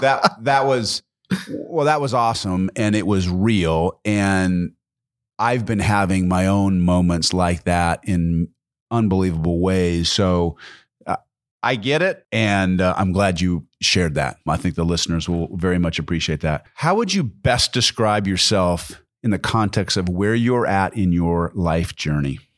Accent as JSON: {"language": "English", "region": "Pacific Northwest", "country": "United States", "tie": "born or raised there", "also_born_or_lived": "Midwest", "moved": "yes", "said": "I actually grew up in the Pacific Northwest"}